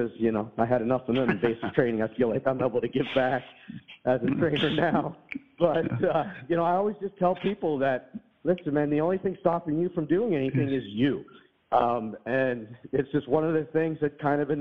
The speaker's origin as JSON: {"language": "English", "town": "Pittsburgh", "region": "Pennsylvania", "country": "United States", "tie": "born or raised there", "also_born_or_lived": "Monterey, California", "moved": "as an adult", "said": "I grew up in Pittsburgh, Pennsylvania"}